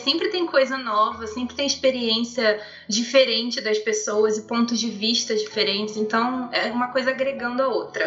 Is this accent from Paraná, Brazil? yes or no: no; interior of Rio de Janeiro, Brazil; eu sou de, do interior do Rio de Janeiro. Então é uma cidade muito de roça